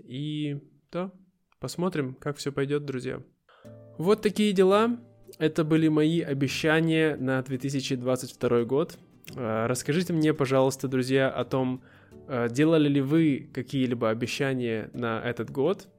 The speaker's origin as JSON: {"language": "Russian", "town": "Irkutsk", "region": "Irkutsk Oblast", "country": "Russia", "tie": "born or raised there", "moved": "yes", "said": "переехать обратно в Россию, в мой родной город Иркутск"}